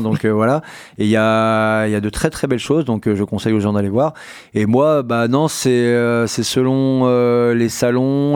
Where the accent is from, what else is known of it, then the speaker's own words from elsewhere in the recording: Poitiers, Nouvelle-Aquitaine, France; je suis né à Poitiers, cité d'urgence, enfin, la cité et compagnie.